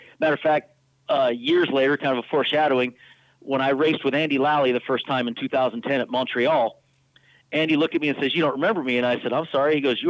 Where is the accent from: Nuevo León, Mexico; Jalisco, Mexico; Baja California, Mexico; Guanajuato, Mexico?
Baja California, Mexico; I grew up down in Baja